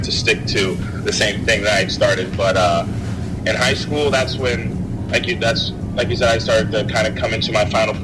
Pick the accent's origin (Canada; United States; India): United States; Springfield, Illinois; also born or lived in Champaign, Illinois